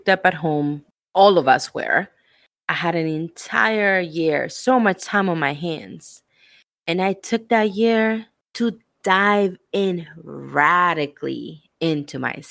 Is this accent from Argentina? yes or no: yes; Argentina; moved away; I am from Argentina